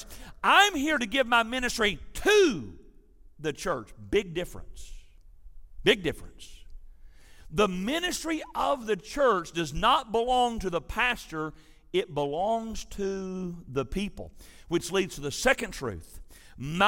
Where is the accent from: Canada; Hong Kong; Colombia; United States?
United States; West Tennessee; I was raised in West Tennessee